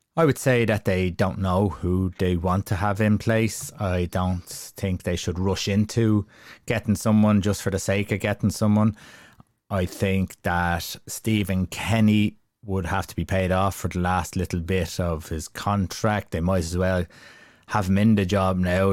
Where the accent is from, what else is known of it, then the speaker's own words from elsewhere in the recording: Ireland; we're all Irish